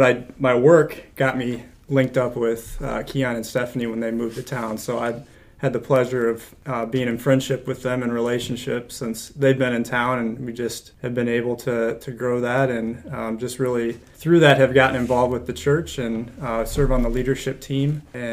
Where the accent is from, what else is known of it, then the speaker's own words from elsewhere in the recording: Cedar Rapids, Iowa, United States; I have been born and raised in Cedar Rapids my whole life. Actually live here with my wife and best friend of 12 years